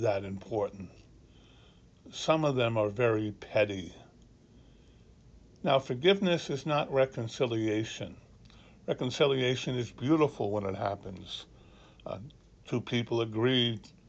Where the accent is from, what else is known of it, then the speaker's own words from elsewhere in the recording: Ireland; now in Annapolis, United States; Being an Irishman